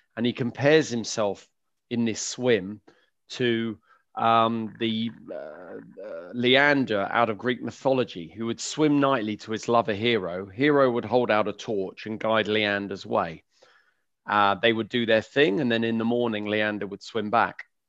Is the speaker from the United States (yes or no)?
no; London, United Kingdom; I grew up in West London, uh, in Kew